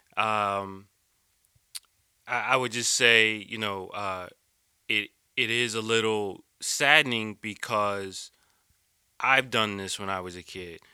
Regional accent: East Coast, United States; also born or lived in Philadelphia, Pennsylvania / Jersey City, New Jersey / New York; I grew up on the East Coast, uh, born in Philly, um, lived in Jersey City, uh, which became my heart.

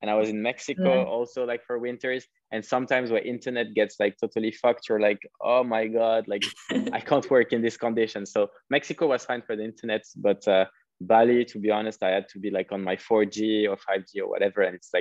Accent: Paris, Île-de-France, France; moved away; also born or lived in Cape Town; I'm French, like I'm from Paris

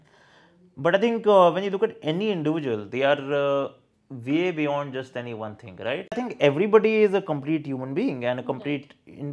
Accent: Delhi NCR, India; I'm an Indian or the fact that I'm a resident of Delhi NCR

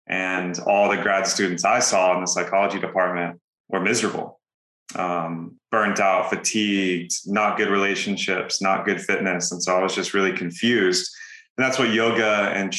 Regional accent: Texas, United States; moved away; also born or lived in California; Born and raised in Texas, moved to California, became a digital nomad

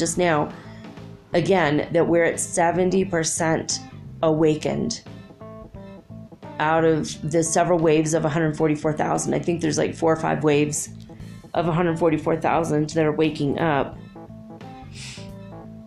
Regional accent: United States; moved away as an adult; now in Ecuador; I'm not actually German. I'm American. Hopefully Ecuadorian soon.

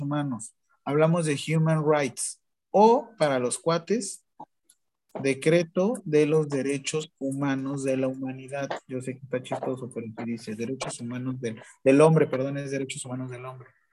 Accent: Mexico; nosotros como mexicanos

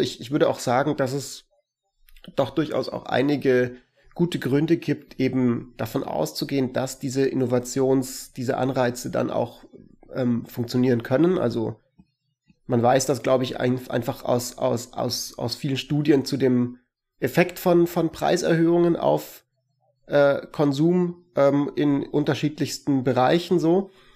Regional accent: Germany; bei uns in Deutschland

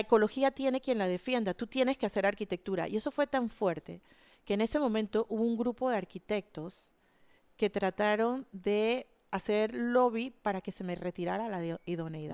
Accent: Panama City, Panama; yo crecí en Altos del Chase, que era el límite de la ciudad de Panamá con la zona del canal.

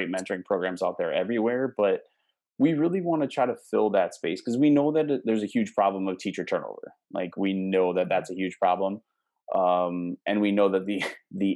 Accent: Midwest, United States; accent: Midwestern; moved away as an adult; also born or lived in Houston, Texas; I've gotten back into my Midwest habits. So now I have this weird mix of like Texas slang, but I sound like a Midwesterner saying it

